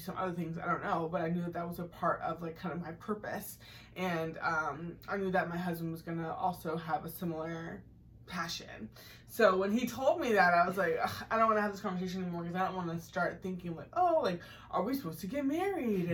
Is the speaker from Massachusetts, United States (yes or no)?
yes; Massachusetts, United States; I grew up in Massachusetts